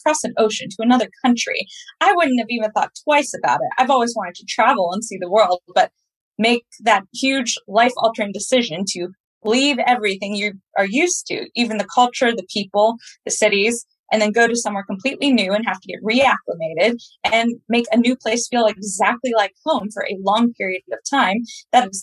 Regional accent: Pennsylvania, United States; accent: American; moved away as an adult; also born or lived in West Virginia / Washington, D.C.; now in London, United Kingdom; I was raised in Pennsylvania. I was actually born in West Virginia.

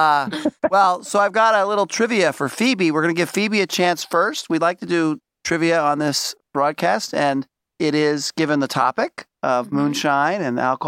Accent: New York City, New York, United States; I'm from Brooklyn, Schaefer City

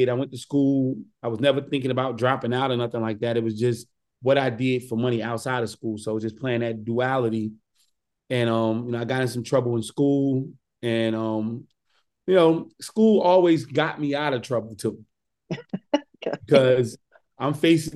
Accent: Newark, New Jersey, United States; growing up in Newark

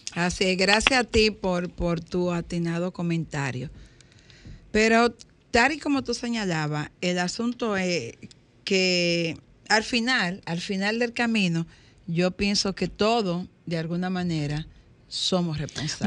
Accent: Dominican Republic; somos dominicanos

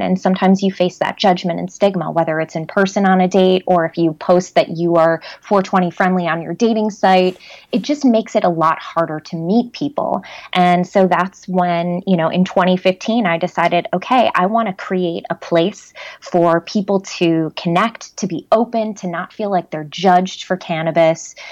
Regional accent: Chicago, Illinois, United States; I'm from Chicago, born and raised.

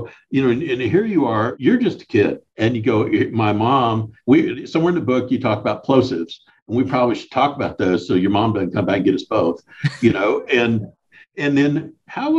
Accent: Deep South, United States; moved away; I grew up in the Deep South, been out West for a long time

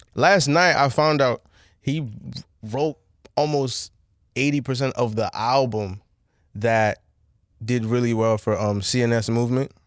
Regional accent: Bowie, Maryland, United States; also born or lived in Nigeria / Laurel, Maryland / Washington, D.C. / Montgomery County, Maryland; I grew up here. I was born in Nigeria, I came mad young, but I'm still super cultured in Nigeria, but I know, like, I lived in Bowie

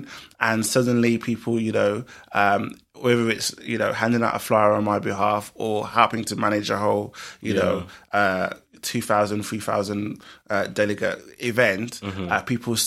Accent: Birmingham, West Midlands, United Kingdom; in Birmingham, my hometown

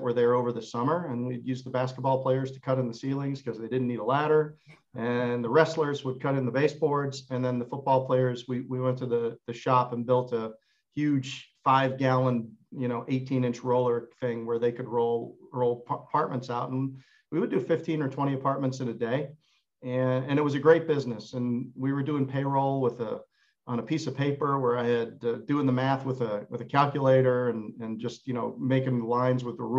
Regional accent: Chicago, Illinois, United States; moved away as an adult; also born or lived in Boone, North Carolina; So I grew up in Chicago. I was a Chicago guy

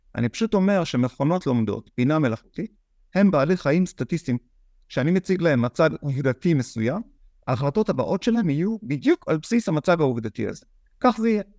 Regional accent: Israel; אנחנו ישראלים

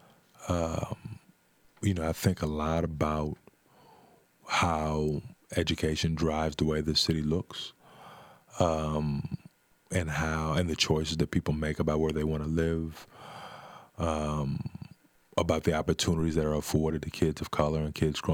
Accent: Omaha, Nebraska, United States; when I made the decision to come back, to move back to Omaha, I bought the house that I grew up in on Miami Street.

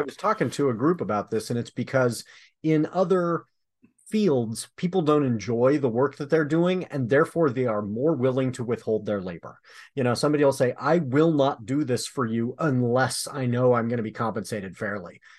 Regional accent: Michigan, United States; I'm from Michigan

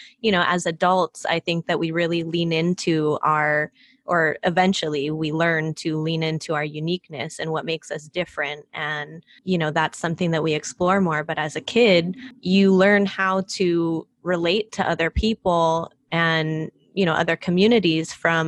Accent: United States; But once I'm outside in the world, I'm like, what does being Filipino American mean? Like, how do I fit into, you know, other spaces? How do I fit into white spaces as a half white person?

